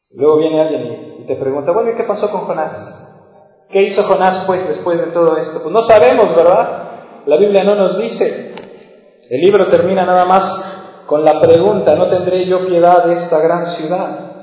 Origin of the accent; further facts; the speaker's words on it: La Paz, Baja California Sur, Mexico; Cuando yo crecí aquí en La Paz éramos 160 mil